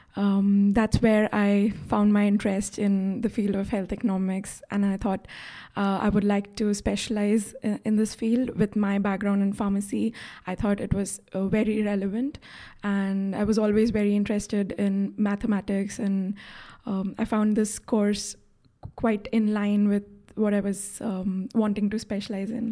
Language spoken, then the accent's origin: English; India; moved away as an adult; also born or lived in Rotterdam / Bologna / Oslo; I'm originally from India